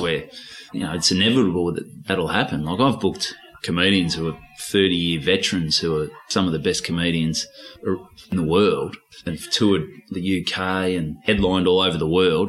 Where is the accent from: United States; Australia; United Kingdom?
Australia; Victoria; accent: Aussie, Ocker; also born or lived in Port Douglas, Queensland / Port Melbourne; now in Melbourne, Australia; I've still got a pretty Aussie accent